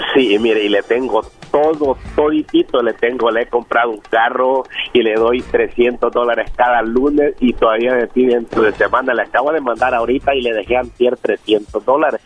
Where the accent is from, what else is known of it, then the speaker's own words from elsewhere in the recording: El Salvador; now in California, United States; soy salvadoreño